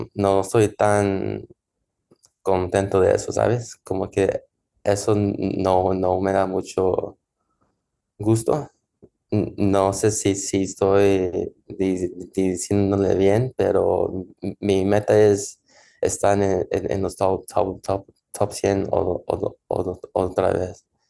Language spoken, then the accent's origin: Spanish; Los Angeles, California, United States; Spanish is a second language; Ya sé que soy nacido en Los Ángeles, en USA ya sé que mi e-, español no, no está al 100%, pero la verdad siento muy mexicano